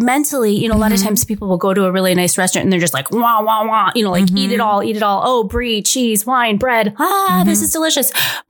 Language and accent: English; United States